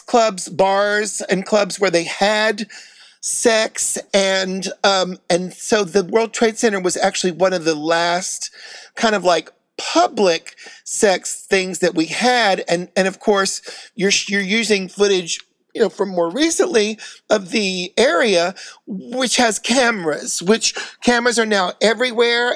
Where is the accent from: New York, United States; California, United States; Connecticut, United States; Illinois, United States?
New York, United States; New York City; I'm a New Yorker